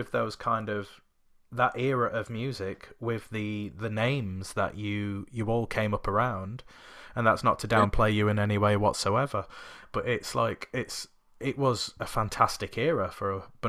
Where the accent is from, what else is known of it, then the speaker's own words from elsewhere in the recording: Sheffield, Yorkshire and the Humber, United Kingdom; moved away as an adult; I'm just on the outskirts of Sheffield now. I'm originally from Sheffield, but moved away for like 16 years. And then came back at the beginning of 2020